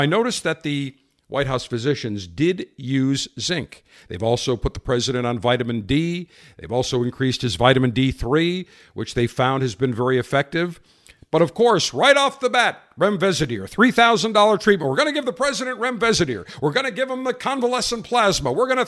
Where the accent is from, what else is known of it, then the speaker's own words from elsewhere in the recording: Florida, United States; And so we got talking and he knew I was from Florida.